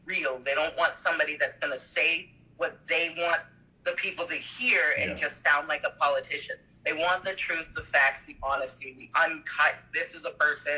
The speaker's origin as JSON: {"language": "English", "region": "Massachusetts", "country": "United States", "said": "I'm from Massachusetts"}